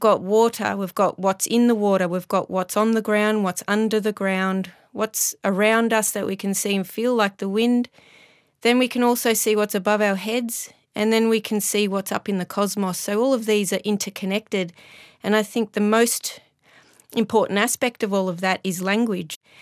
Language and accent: English; Melbourne, Victoria, Australia; my hometown of Melbourne